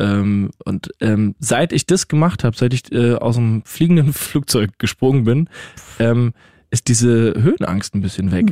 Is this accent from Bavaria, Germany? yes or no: no; Rhineland-Palatinate, Germany; now in Austria; ich bin ja Pfälzer